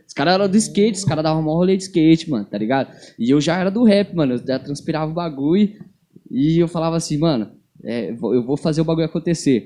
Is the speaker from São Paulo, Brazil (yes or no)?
yes; São Paulo, Brazil; now in Londrina, Brazil; eu nasci em São Paulo. Eu não sou de Londrina